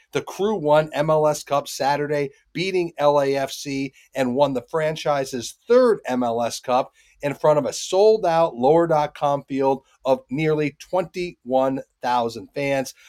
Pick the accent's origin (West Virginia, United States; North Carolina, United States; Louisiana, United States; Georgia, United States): North Carolina, United States; Charlotte; right here in my hometown of Charlotte